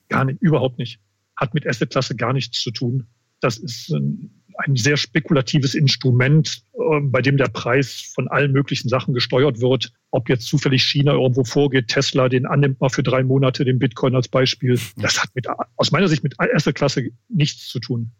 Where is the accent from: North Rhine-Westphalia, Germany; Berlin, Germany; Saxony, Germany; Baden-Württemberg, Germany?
North Rhine-Westphalia, Germany; Bergisches Land, Wuppertal, Mettmann; moved away as an adult; now in Munich, Germany; Ich komme aus dem ja, Rheinland, Bergischen Land, Wuppertal, Mettmann. Da war ich die meiste Zeit. Jetzt seit 30 Jahren aber in München